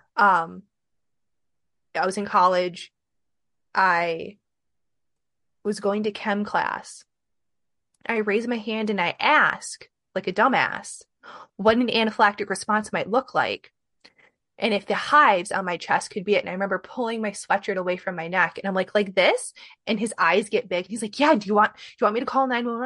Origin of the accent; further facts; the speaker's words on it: Midwest, United States; also born or lived in Michigan; I'm from the Midwest